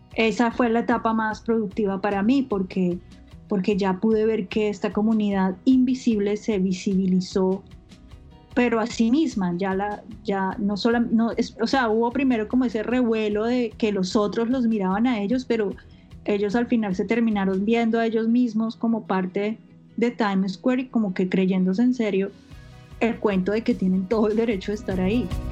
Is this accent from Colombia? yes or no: yes; Colombia; moved away as an adult; now in New York, United States; soy colombiana